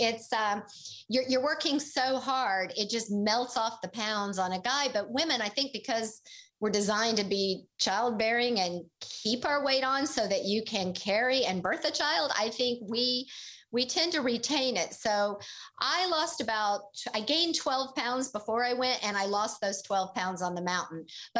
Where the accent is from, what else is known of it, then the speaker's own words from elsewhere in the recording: Oklahoma, United States; And he was from Missouri and I was from Oklahoma.